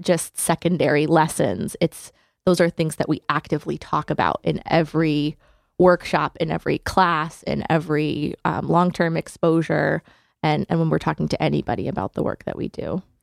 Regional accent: Hamden, Connecticut, United States; I grew up in Hamden, Connecticut

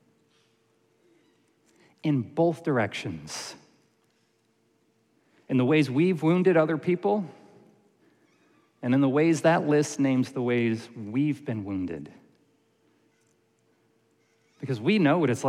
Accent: Syracuse, New York, United States; I grew up in Syracuse, New York

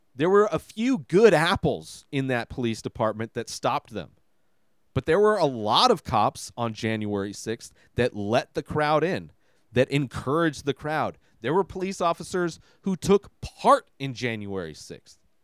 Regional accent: Coachella Valley, California, United States; when I grew up out here, there was nothing to do.

